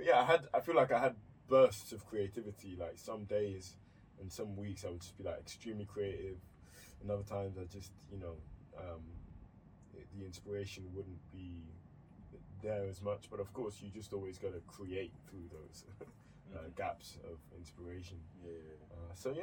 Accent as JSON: {"language": "English", "town": "Philadelphia", "region": "Pennsylvania", "country": "United States", "moved": "yes", "lives_now": "London, United Kingdom", "said": "I'm from South Philly"}